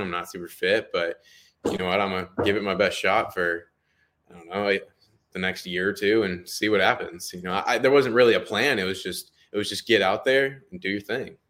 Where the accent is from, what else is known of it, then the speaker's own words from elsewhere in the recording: Temecula, California, United States; moved away as an adult; also born or lived in Glendale, California; now in Tennessee, United States; I was born in Glendale, California, but I was raised in Temecula, California my entire life for, uh, up to eighteen, nineteen years